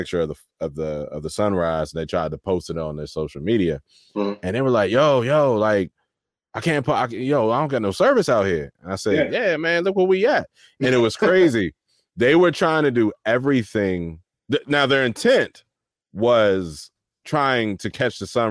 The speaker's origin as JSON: {"language": "English", "town": "Waldorf", "region": "Maryland", "country": "United States", "tie": "born or raised there", "said": "I grew up in Waldorf"}